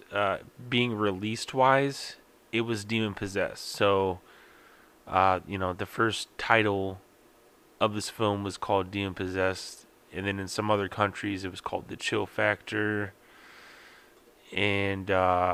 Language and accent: English; Midwest, United States; I'm from the Midwest, so I expect this cold weather